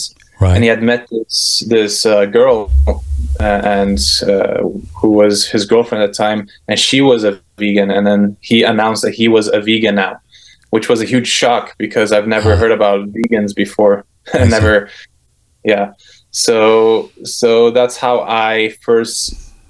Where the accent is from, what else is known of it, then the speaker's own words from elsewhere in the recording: Brazil; moved away; I grew up in Brazil most of my childhood.